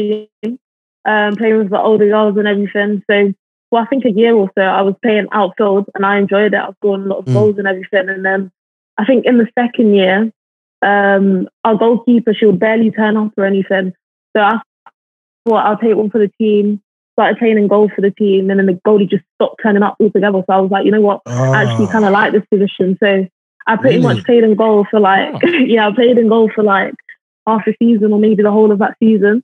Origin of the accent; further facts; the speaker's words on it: London, United Kingdom; now in Liverpool, United Kingdom; I grew up in Brixton